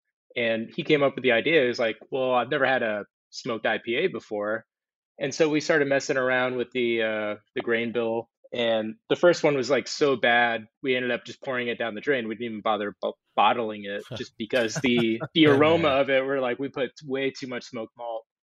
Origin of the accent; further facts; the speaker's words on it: West Coast, United States; I'm from the West Coast, and he's from Maryland originally.